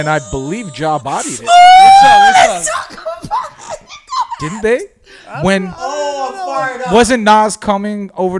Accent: Toronto, Ontario, Canada; I grew up on Roncesvalles, just north of Parkdale, which we're at right now, heavily populated by Polish community.

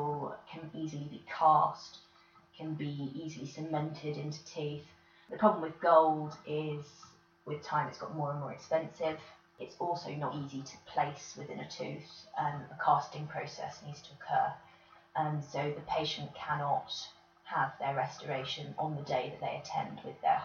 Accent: Bedfordshire, East of England, United Kingdom; now in North Oxfordshire, United Kingdom; I'm from Bedfordshire originally, currently living in North Oxfordshire.

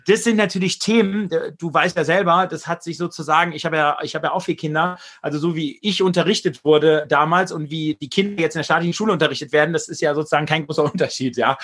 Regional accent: Germany; als Deutscher, als Europäer

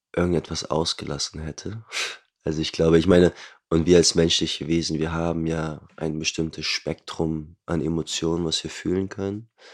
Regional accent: Hamburg, Germany; Ich bin Hamburger äh, geboren und aufgewachsen, lebe auch dort heute noch

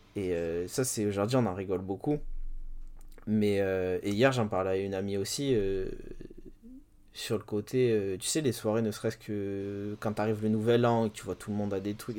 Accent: Bordeaux, Nouvelle-Aquitaine, France; il y avait un grand Virgin dans ma ville. Je suis de Bordeaux

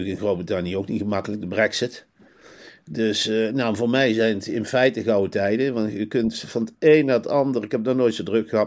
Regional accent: North Brabant, Netherlands; En dan kijk eens rond als Brabantse.

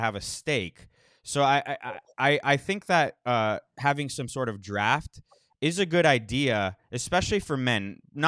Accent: South Florida, United States; I grew up in South Florida, with a well-off family

